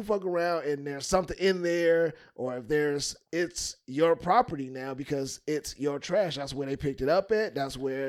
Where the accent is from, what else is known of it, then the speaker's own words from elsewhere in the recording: Chicago, Illinois, United States; I'm from Chicago